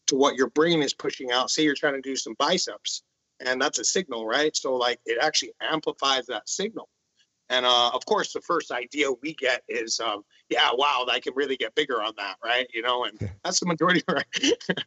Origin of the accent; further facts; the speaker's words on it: Honolulu, Hawaii, United States; I'm from Honolulu, Hawaii.